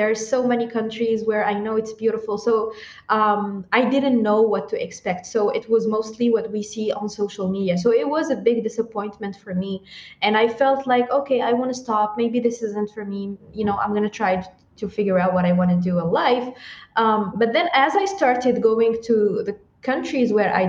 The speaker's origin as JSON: {"language": "English", "town": "Blida", "region": "Blida Province", "country": "Algeria", "tie": "born or raised there", "also_born_or_lived": "Tamanrasset, Algeria", "said": "I'm originally from Algeria. I grew up in a small city that's called Blida."}